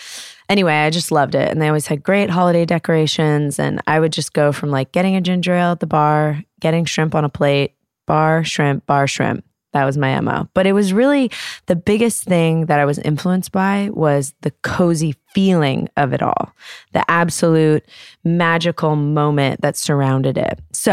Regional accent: New York, United States; it was at the Flaherty's house, which was three doors down from the house I grew up in New York.

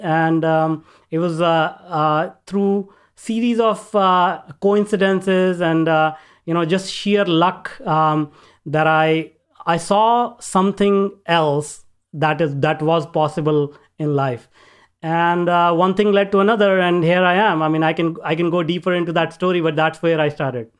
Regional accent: northern India, India; now in Vancouver, Canada; I grew up in India, in northern part of India, a very small town

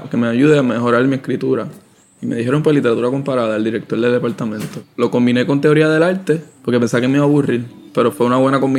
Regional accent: San Juan, Puerto Rico; Pasa que de chamaco estuve en, en la Central, en una escuela en Santurce, que es de artes visuales.

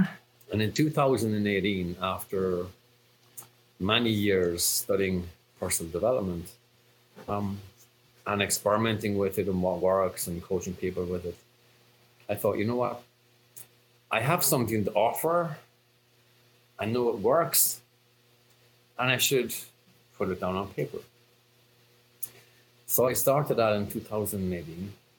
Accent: Cork, Munster, Ireland; accent: Irish brogue; now in France; So if you haven't placed the accent, I'm Irish, from a town called Cork.

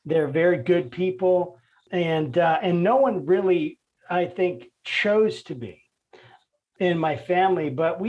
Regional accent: Northern Virginia, United States; I'm from Virginia. Really? I'm from Nova.

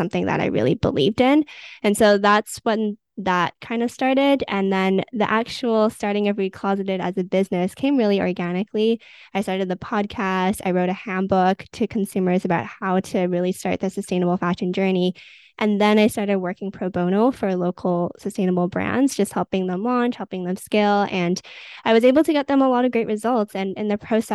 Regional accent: Vancouver, British Columbia, Canada; I grew up in Vancouver, Canada

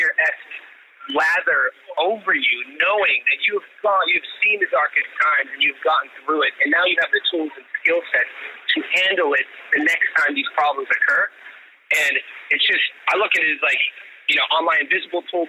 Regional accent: Youngstown, Ohio, United States; moved away as an adult; also born or lived in Pittsburgh / South Carolina / Las Vegas / Long Beach; I call my buddy Andre. I grew up with in Youngstown.

